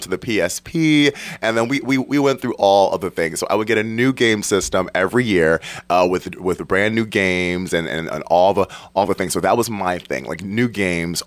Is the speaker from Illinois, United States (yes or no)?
no; Detroit, Michigan, United States; moved away; I'm from Detroit originally